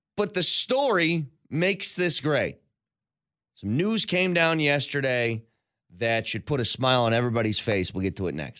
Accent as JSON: {"language": "English", "country": "United States", "said": "I'm an American."}